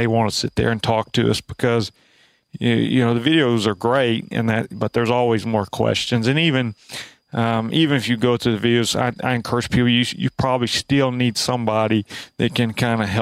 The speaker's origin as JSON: {"language": "English", "region": "Alabama", "country": "United States", "said": "we're both from Alabama"}